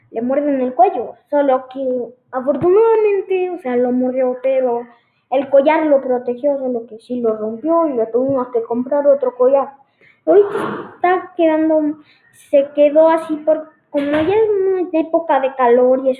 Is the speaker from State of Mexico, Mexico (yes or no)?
yes; State of Mexico, Mexico; now in León, Mexico; no soy de León, no, las, no nací en León, soy de México, del Estado de México, eh, pero mm, por temas de, mi de trabajo, mi papá nos tuvimos que mudar, llevo un año viviendo aquí